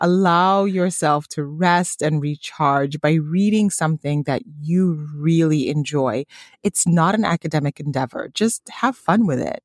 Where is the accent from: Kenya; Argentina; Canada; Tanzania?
Tanzania; moved away; my home country, Tanzania